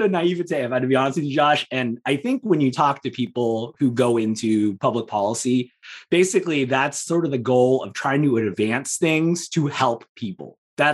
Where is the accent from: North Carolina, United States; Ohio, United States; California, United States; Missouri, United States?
California, United States; Southern; also born or lived in England; I'm from Southern California